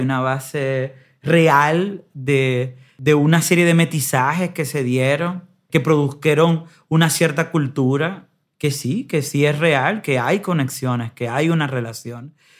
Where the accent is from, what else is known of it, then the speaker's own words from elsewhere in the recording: Dominican Republic; moved away; me fui muy temprano de la República Dominicana